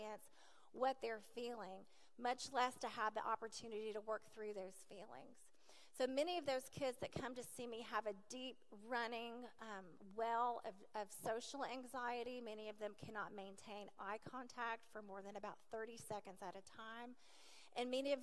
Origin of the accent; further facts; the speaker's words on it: Nashville, Tennessee, United States; also born or lived in Lewisburg; I was raised in Nashville, as I shared, in an alcoholic family.